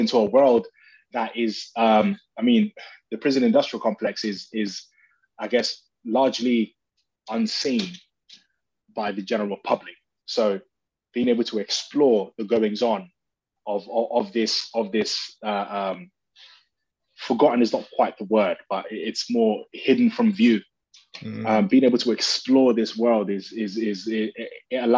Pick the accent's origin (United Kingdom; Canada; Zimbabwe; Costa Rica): United Kingdom; also born or lived in Nigeria; I'm British, British Nigerian.